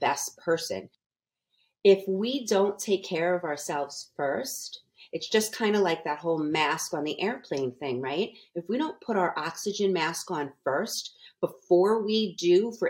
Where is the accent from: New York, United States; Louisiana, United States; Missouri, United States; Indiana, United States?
New York, United States; moved away as an adult; now in Las Vegas, United States; I'm from New York